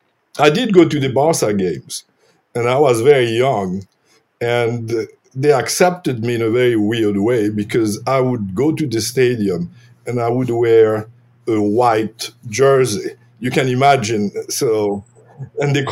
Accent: Port-au-Prince, Haiti; now in Charlottesville, United States; I was born in Haiti. My whole family is from Haiti.

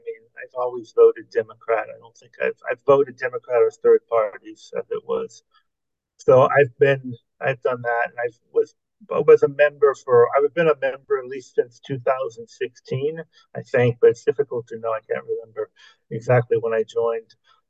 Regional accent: Los Angeles, California, United States; moved away as an adult; also born or lived in Central America; now in France; I was born and bred in Los Angeles.

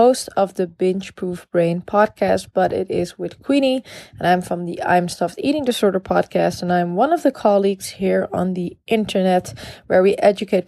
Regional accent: Amsterdam, North Holland, Netherlands; I'm from the Netherlands. I'm from Amsterdam

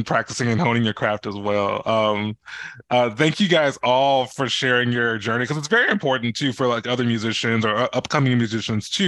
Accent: South Alabama, United States; Growing up in South Alabama, everything was pretty much black and white

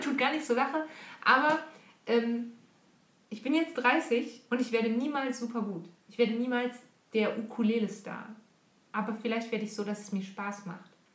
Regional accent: Monschau area, North Rhine-Westphalia, Germany; now in Switzerland; Monschau-Marathon ist ein relativ bekannter Lauf in der Ecke, wo ich herkomme

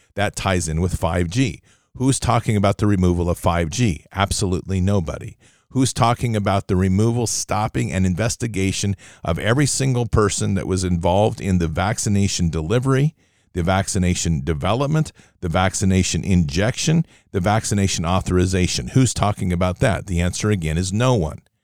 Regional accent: Oregon, United States; Oregon, my home state

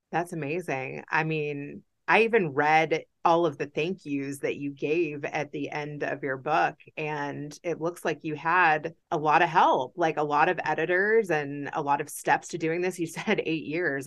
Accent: Kentucky, United States; growing up a Jew in Kentucky

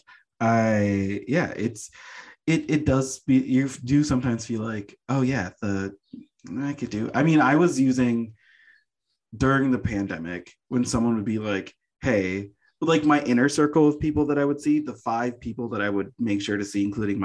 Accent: Connecticut, United States; also born or lived in Jamaica; now in Los Angeles, United States; I'm from Connecticut

